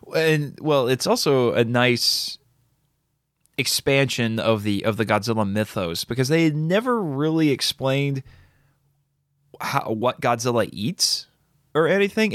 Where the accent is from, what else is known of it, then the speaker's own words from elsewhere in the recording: United States; I'm an American